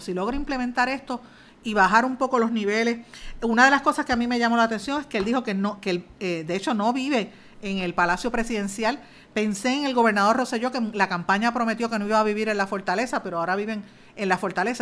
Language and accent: Spanish; Puerto Rico; nosotros como puertorriqueños